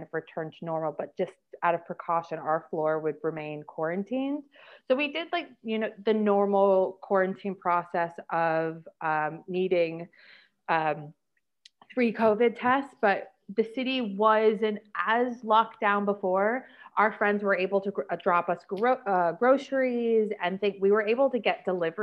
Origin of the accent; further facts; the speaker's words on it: New York City, New York, United States; moved away as an adult; also born or lived in London; now in Ho Chi Minh City, Vietnam; I was born and raised Brooklyn, and It was great. I mean, growing up in New York City was super fun.